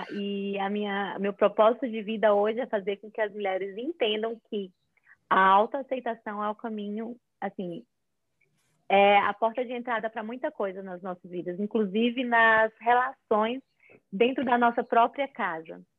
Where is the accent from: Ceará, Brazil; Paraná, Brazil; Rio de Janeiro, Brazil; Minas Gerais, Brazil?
Ceará, Brazil; Fortaleza; moved away as an adult; also born or lived in São Paulo; now in United States; sou de Fortaleza, Ceará. Não tenho tanto sotaque porque eu morava em São Paulo antes de morar aqui.